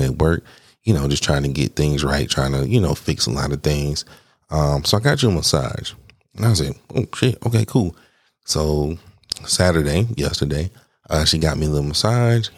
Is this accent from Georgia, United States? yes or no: yes; Atlanta, Georgia, United States; now in Arizona, United States; I'm from Atlanta